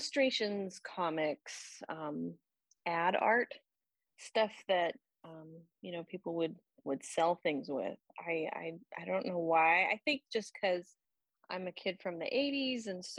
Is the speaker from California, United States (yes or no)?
yes; Orange County, Southern California, United States; now in Atlanta, United States; I'm actually from Southern California, and so I grew up in Orange County, just outside of Los Angeles, which to me was large